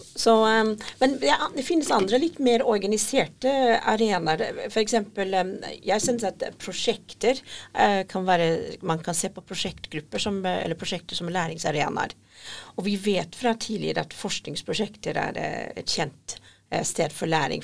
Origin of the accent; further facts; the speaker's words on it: Scotland, United Kingdom; Norwegian is a second language; now in Norway; Jeg kommer opprinnelig fra Skottland, eh, men jeg har bodd i Norge i ca. 30 år